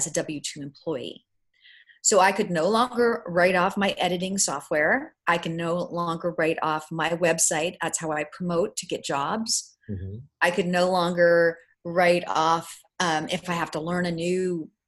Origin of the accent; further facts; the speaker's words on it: Bay Area, California, United States; I grew up in the Bay Area.